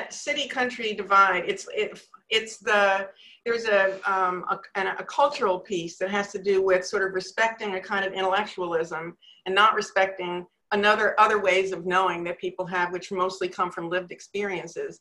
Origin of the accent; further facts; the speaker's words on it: Northeast, United States; moved away as an adult; also born or lived in Manhattan, New York; now in North Carolina, United States; I come from the Northeast